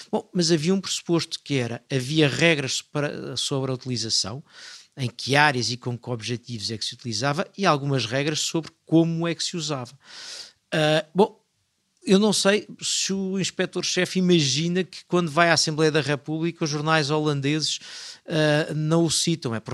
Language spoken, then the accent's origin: Portuguese; Portugal; a minha atitude é, eu estou cá para fiscalizar, mas sou português